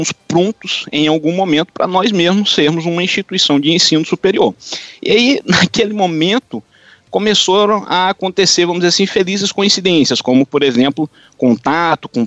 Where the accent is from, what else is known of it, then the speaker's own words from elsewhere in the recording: São João dos Patos, Maranhão, Brazil; also born or lived in São Luís / Brasília; now in Orlando, United States; eu sou natural do interior do Maranhão, uma cidade chamada São João dos Patos, uma cidade bem pequenininha no interior do Maranhão